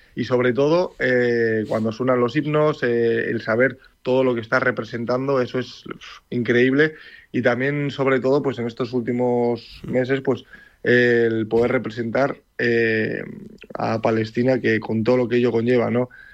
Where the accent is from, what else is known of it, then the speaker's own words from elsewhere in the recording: Leioa, Basque Country, Spain; moved away as an adult; nací en Leyua, eh, tanto yo como todos mis hermanos, pero bueno, soy de padre palestino y de madre Miranda de Ebro. Y toda mi vida he estado en Leyua